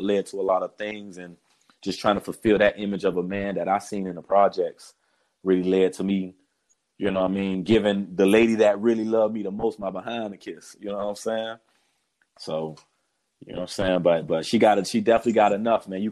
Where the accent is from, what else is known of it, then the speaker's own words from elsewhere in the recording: South Florida, United States; moved away as an adult; also born or lived in Fort Lauderdale, Florida; now in Massachusetts, United States; Me growing up in Florida